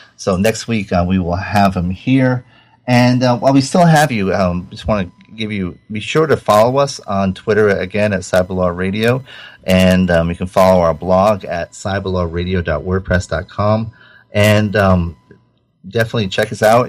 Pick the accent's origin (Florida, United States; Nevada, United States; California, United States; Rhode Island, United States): Rhode Island, United States; I grew up in Rhode Island